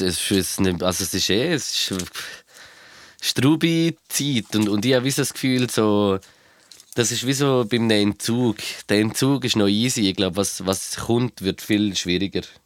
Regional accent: Switzerland; Aber ich weiß nicht, ob es bei uns in der Schweiz ist.

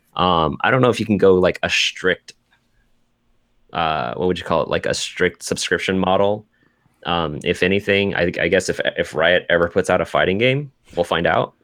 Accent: Seattle, Washington, United States; come to my hometown

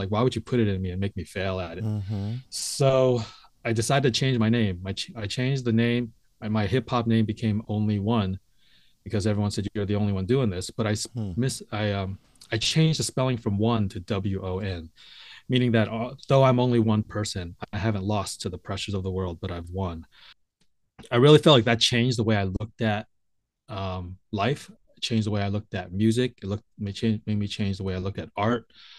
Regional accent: San Francisco, California, United States; first language English; Yeah, I grew up in San Francisco, was born there.

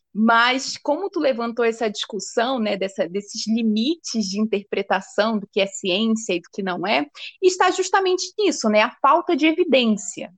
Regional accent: Amapá, Brazil; eu sou amazônida, então desde desde a minha infância eu tenho consciência dessa diversidade que é o nosso território

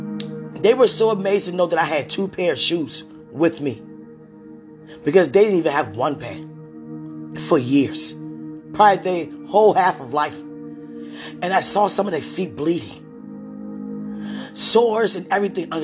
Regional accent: United States; being an American woman

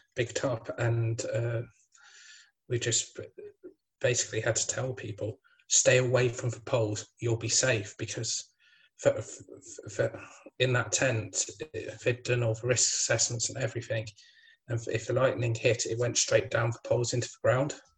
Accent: Midlands, United Kingdom; I'm from the Midlands, so we get some of Somerset's weather

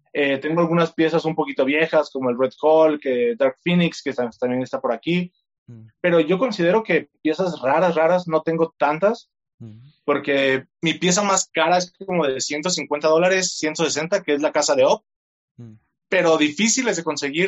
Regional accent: Tlaquepaque, Jalisco, Mexico; Soy de Guadalajara, específicamente, mejor dicho, de Tlaquepaque, Jalisco, y tengo 26 años.

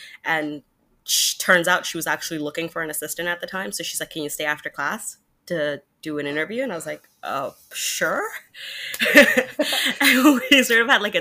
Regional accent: Germany; moved away as an adult; now in Florida, United States; I grew up in Germany, and I was not close to an ocean whatsoever

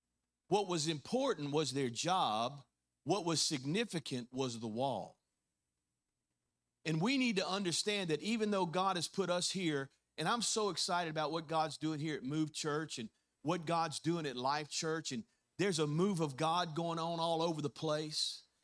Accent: Louisiana, United States; now in Mississippi, United States; How many know that 10 years ago, you know, when I first moved here and planted a church, I came from Louisiana.

